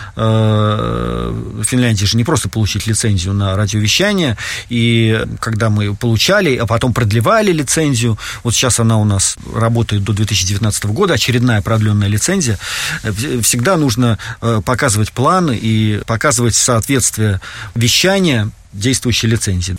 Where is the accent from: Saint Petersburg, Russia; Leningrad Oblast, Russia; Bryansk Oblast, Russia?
Saint Petersburg, Russia; moved away as an adult; now in Helsinki, Finland; Я родился в Санкт-Петербурге, ну, тогда еще в Ленинграде.